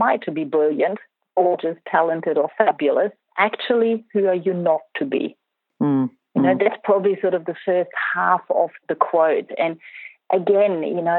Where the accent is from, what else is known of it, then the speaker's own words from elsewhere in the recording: Germany; moved away; I grew up in Germany